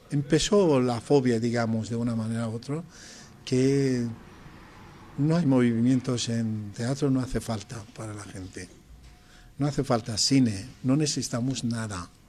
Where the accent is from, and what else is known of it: Tehran, Tehran Province, Iran; born or raised there; Spanish is a second language; moved away as an adult; also born or lived in Pakistan